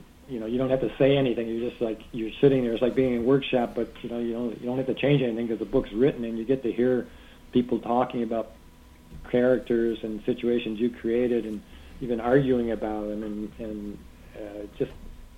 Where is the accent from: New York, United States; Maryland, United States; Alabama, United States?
New York, United States; Canandaigua; now in Chicago, United States; I'm from Canandaigua, New York, which is in western New York. It's in the Finger Lakes. It's a great place. It was a great place to grow up